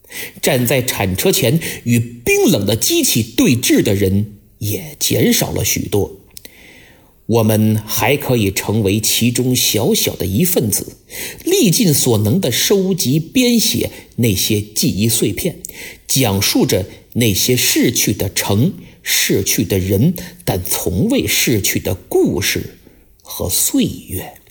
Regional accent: Beijing, China; 作为一个北京人，我时常感觉自己生活在一个既魔幻又现实的大城市里。

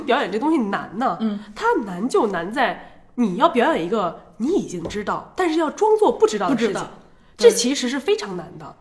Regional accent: Beijing, China; accent: Beijing (京片子); also born or lived in Taipei, Taiwan; 我从小在北京长大，嗯。然后我常常回台北，所以我在北京跟北京的同学们已经打成了一片

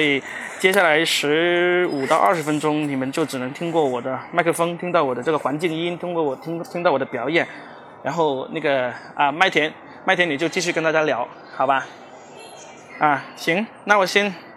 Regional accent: Guangdong, China; also born or lived in Shanghai; now in Shenzhen, China; 我作为一个土鳖广东人，土生土长的广东人，我第一次离开广东，就是上海工作

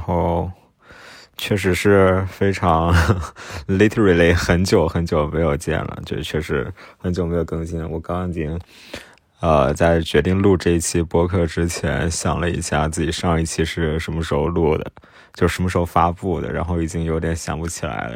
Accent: Nanjing, Jiangsu, China; 我是南京人

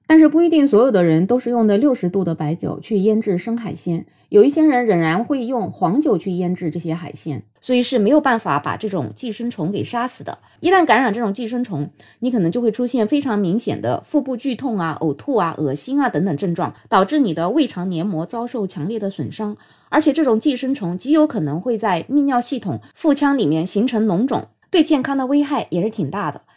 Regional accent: Jiangsu, China; 其实在我们江苏这边也有很多人会吃生腌的

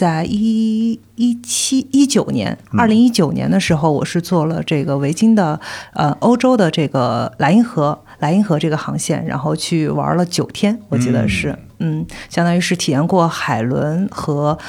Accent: Wuhan, Hubei, China; 因为我是武汉的

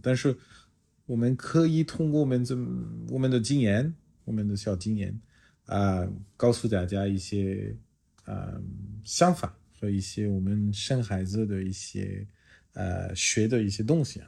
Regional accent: France; Chinese is a second language; moved away as an adult; also born or lived in China; now in Shanghai, China; 我来自法国

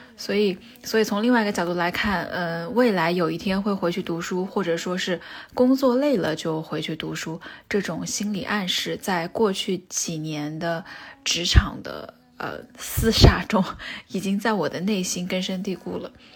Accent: Wuhan, Hubei, China; 我跟他是同一所学校的子弟，在华中科技大学生活了十八年

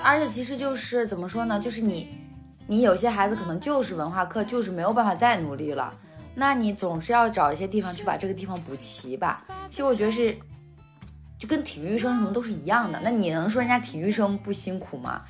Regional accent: Hebei, China; 比方说我们是河北的嘛

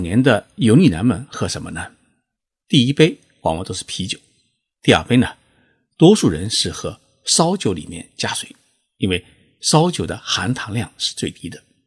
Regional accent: China; 我们中国人

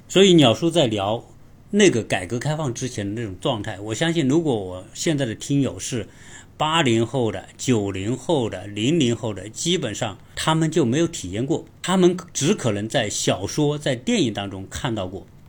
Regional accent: southern China, China; moved away as an adult; also born or lived in Changchun; 我本身是出生在南方。然后我要去吉林大学读书，

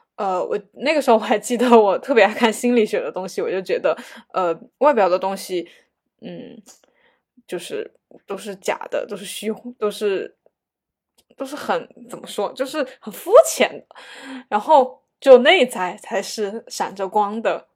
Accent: China; 作为一个，嗯，嗯，中国，就是这种亚洲小孩儿吧

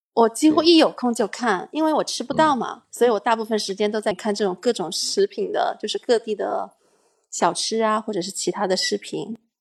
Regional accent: Madrid, Community of Madrid, Spain; also born or lived in China; 我从小来的城市，第一个城市落脚点就是马德里，然后在这边生活了哦很久

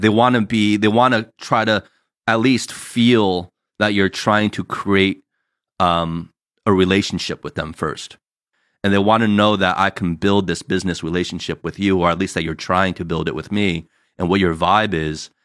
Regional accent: New Jersey, United States; now in California, United States; us growing up in Jersey

